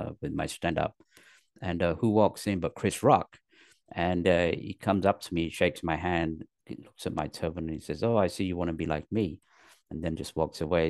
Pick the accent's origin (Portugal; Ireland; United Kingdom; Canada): United Kingdom; London, north of England; moved away as an adult; also born or lived in Pakistan; now in Los Angeles, United States; I was born in Pakistan. My parents moved to England when I was three. So I was raised in England, in the north of England, till the age of ten. Then they moved to London. And then I went to high school in London